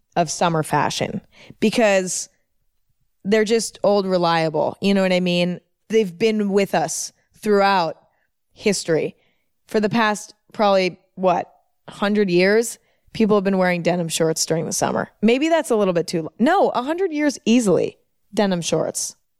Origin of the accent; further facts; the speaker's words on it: San Francisco Bay Area, Northern California, United States; I'm from the San Francisco Bay Area in Northern California. I'm from there. I grew up there